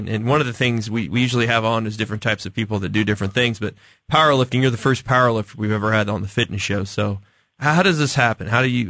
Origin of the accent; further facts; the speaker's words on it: Kansas City, Missouri, United States; I grew up in the Northland